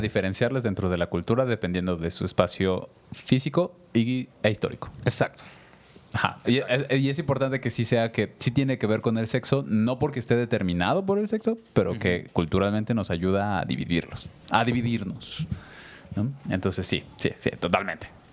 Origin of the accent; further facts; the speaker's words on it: Mexico City, Mexico; now in Querétaro, Mexico; yo que me crié en Ciudad de México, de niños